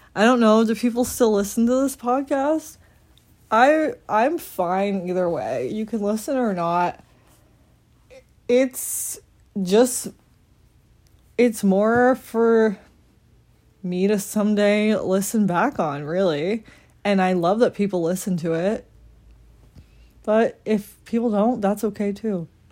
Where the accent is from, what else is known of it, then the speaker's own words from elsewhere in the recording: Randolph, Massachusetts, United States; I'm from Randolph, Massachusetts.